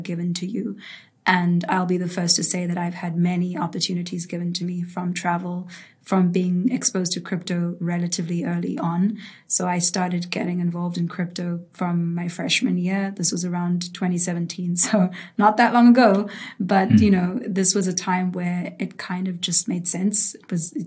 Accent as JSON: {"language": "English", "country": "South Africa", "tie": "born or raised there", "also_born_or_lived": "United States", "said": "I grew up in South Africa, and that's actually where I'm taking this call right now. So this is home for me."}